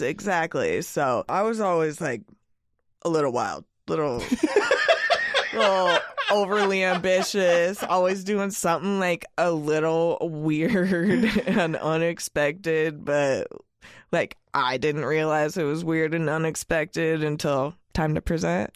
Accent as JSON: {"language": "English", "town": "Eugene", "region": "Oregon", "country": "United States", "said": "I come from Eugene, the home of Ninkasi and Oakshire"}